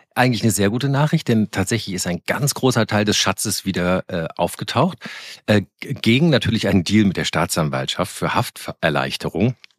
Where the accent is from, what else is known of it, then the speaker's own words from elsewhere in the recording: Koblenz, Rhineland-Palatinate, Germany; ich komme ja aus Koblenz, das ist ja auch im Rheinland auch christlich geprägt